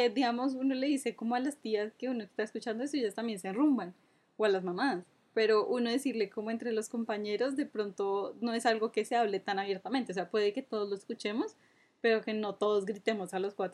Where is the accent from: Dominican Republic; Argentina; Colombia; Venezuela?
Colombia; Cúcuta, Norte de Santander; ya en Cúcuta creo que ya no existe, eh, porque soy de allá, para todos los que se preguntan, no tengo acento